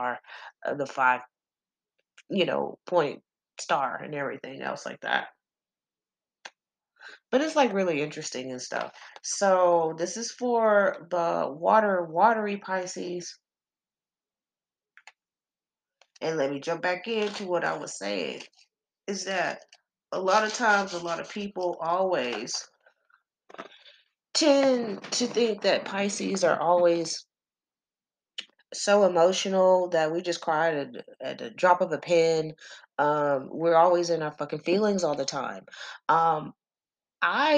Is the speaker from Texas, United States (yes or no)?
yes; Texas, United States; I'm country. I'm from Texas. I'm country as fuck.